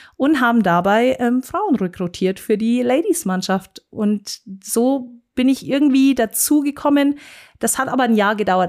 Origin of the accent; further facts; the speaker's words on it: Munich, Bavaria, Germany; accent: Bavarian; first language German; ich bin ein äh, Münchner Kindel und keine zur Großte, wie man so schön hier in München sagt, sondern gebürtige Münchnerin und äh, spreche tatsächlich auch nur Deutsch und Bayerisch.